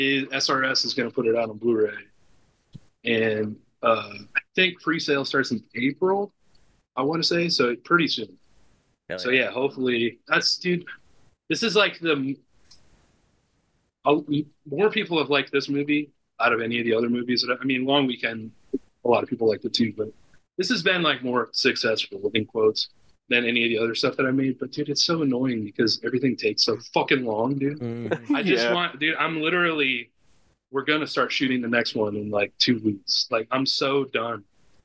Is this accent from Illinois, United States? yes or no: yes; Northern Illinois, United States; moved away; I'm from Northern Illinois originally, and Southern Illinois is a completely different world